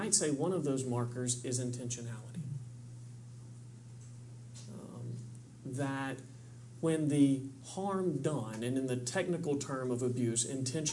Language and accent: English; Kentucky, United States; I'm from Kentucky